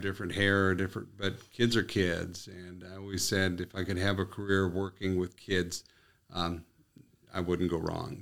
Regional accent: Willow City, North Dakota, United States; moved away as an adult; also born or lived in Arizona / Turtle Mountain Indian Reservation; now in Minot, United States; my hometown of Willow City

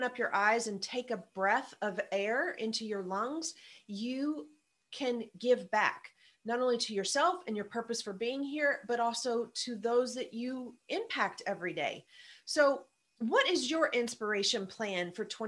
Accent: the South, United States; I'm from the South

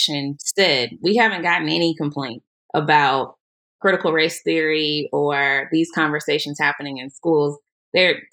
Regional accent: Tulsa, Oklahoma, United States; I grew up here in Tulsa. I went to public school

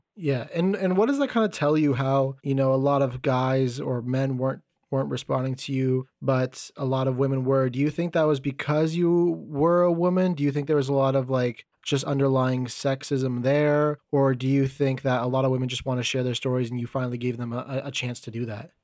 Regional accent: Canada; I'm from Canada

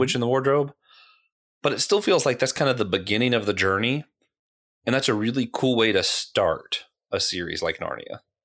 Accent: Florida, United States; moved away; also born or lived in Tennessee; I was born in Tennessee. I grew up in Florida.

